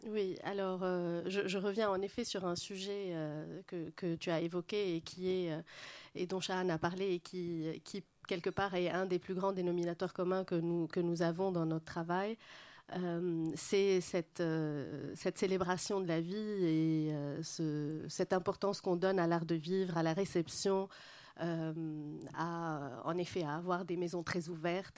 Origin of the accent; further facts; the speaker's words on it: Lebanon; moved away; also born or lived in Paris, France; mon éducation moyenne-orientale, plutôt libanaise